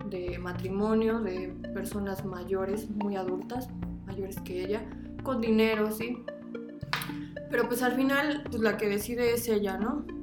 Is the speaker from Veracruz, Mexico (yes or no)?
yes; Veracruz, Mexico; moved away; also born or lived in Mexico City; mi familia es de Veracruz, entonces la neta es que sí, ando, soy bien jarocha.